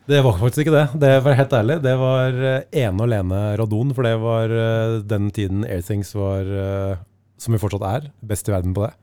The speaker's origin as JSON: {"language": "Norwegian", "town": "Lillestrøm", "region": "Akershus", "country": "Norway", "tie": "born or raised there", "also_born_or_lived": "Skedsmokorset", "said": "jeg vokste opp på Romerike. Altså dette var på Skedsmokorset og Lillestrøm."}